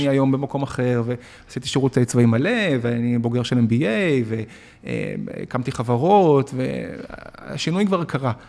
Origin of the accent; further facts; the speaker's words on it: Tel Aviv, Tel Aviv District, Israel; also born or lived in Argentina / Beersheba; אני עובר מהפריפריה, אה, כיתה ד' למרכז תל אביב